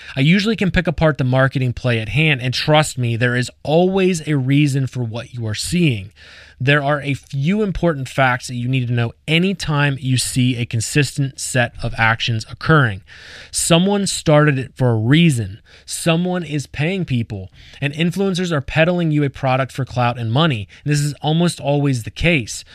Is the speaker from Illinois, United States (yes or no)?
no; Lancaster County, Pennsylvania, United States; I grew up in Lancaster County, Pennsylvania